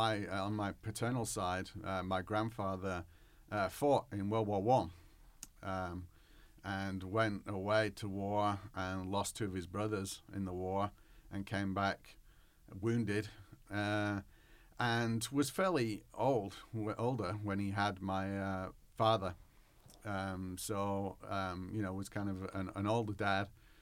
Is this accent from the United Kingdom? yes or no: yes; Whitworth, North West England, United Kingdom; now in United States; Yeah, I grew up in England, not England, Arkansas, but England as in the United Kingdom. I grew up in the northwest of England, near Manchester